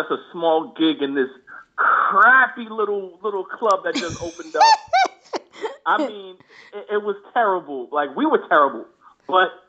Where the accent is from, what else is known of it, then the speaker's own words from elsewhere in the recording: Long Island, New York, United States; also born or lived in Queens, New York; So, I was born in Queens, New York. At 9, my parents and I moved out to Long Island.